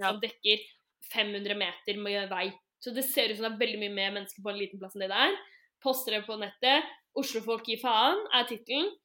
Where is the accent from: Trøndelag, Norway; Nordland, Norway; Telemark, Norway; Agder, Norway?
Telemark, Norway; Skien; Eh, og Jenny, du er fra Ulefoss, men jeg er fra Skien